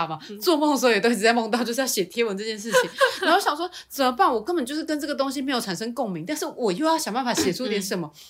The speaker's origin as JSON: {"language": "Chinese", "region": "Changhua County", "country": "Taiwan", "tie": "born or raised there", "said": "生长在彰化，其实比较多，大家都是用台语，"}